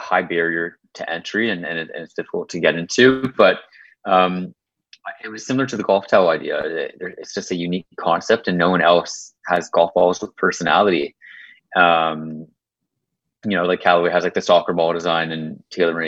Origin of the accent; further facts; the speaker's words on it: a little bit north of Toronto, Ontario, Canada; I grew up in Canada